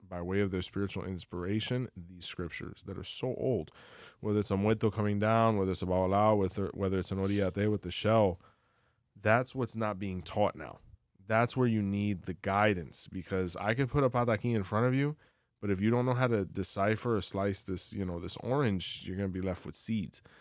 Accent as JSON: {"language": "English", "town": "Miami", "region": "Florida", "country": "United States", "also_born_or_lived": "Cuba", "said": "I'm from Miami"}